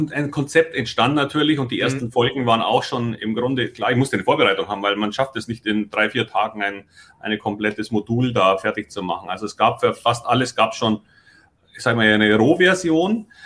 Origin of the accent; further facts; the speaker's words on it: Munich, Bavaria, Germany; now in Hamburg, Germany; man hört ja, dass ich nun kein Hamburger bin, sondern ich komme aus München. Und warum wechselt ein Münchner nach Hamburg?